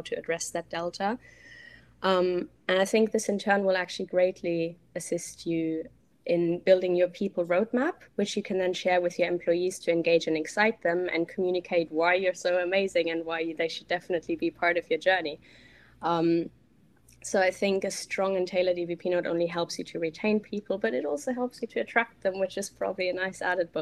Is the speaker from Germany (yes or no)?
yes; Germany; English is a second language; moved away; I'm originally from Germany, as you might hear.